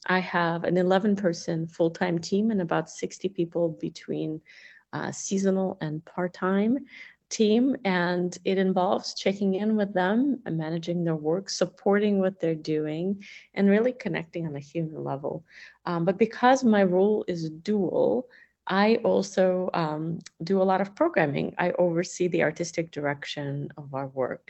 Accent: Russia; now in United States; growing up in the Soviet Union

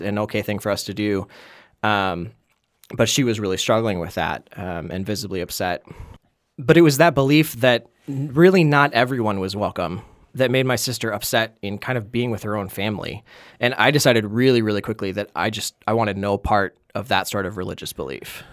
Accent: Wisconsin, United States; accent: Wisconsin; now in Minnesota, United States

